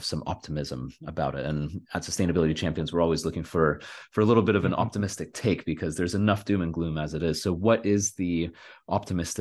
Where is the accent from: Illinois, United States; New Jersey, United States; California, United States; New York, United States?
California, United States; I'm from California